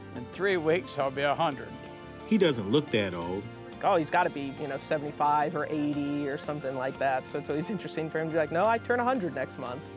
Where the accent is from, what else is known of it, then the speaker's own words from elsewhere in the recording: Lexington, Ohio, United States; I was raised in Lexington, Ohio, small village.